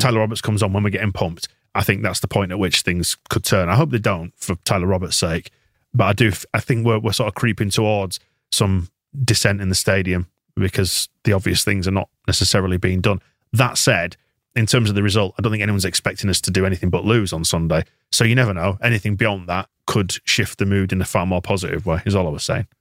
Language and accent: English; Bradford, Yorkshire and the Humber, United Kingdom; I'm from Bradford and I can tell a Leeds person from a Bradford person